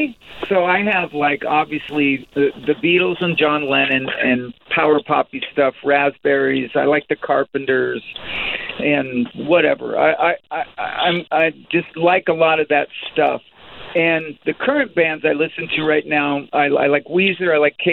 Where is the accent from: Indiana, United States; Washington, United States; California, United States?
Washington, United States; Tacoma; born and raised in T-Town. So I've taken some trips out of here, but definitely this is home.